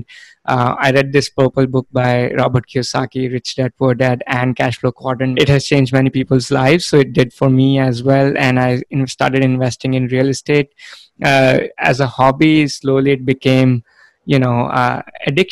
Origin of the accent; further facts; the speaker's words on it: India; moved away as an adult; now in United States; I am originally from India. I was born and brought up there. I came to the US for my master's degree